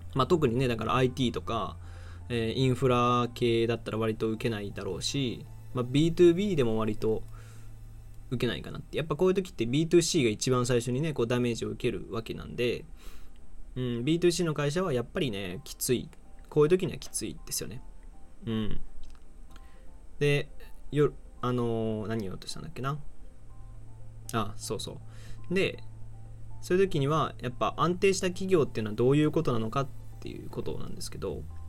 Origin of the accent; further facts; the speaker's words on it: Aichi, Japan; moved away as an adult; now in Osaka, Japan; もともと愛知県出身で大阪に大学生としてね下宿してきてるんで